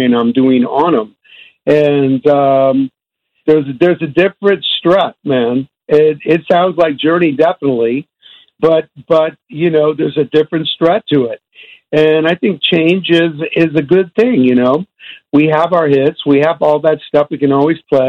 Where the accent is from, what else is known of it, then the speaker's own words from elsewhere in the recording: Bay Area, California, United States; We grew up together in the Bay Area here